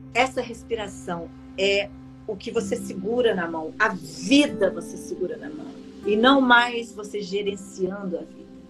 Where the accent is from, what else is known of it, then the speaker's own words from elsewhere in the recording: Minas Gerais, Brazil; eu, como uma boa mineira